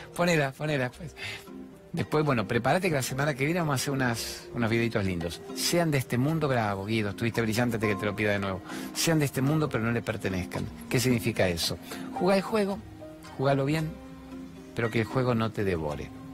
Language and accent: Spanish; Argentina; soy un periodista argentino